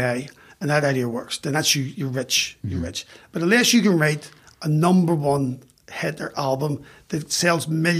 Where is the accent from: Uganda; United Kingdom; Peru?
United Kingdom; Belfast, Northern Ireland; moved away as an adult; now in London, United Kingdom; a kid growing up in West Belfast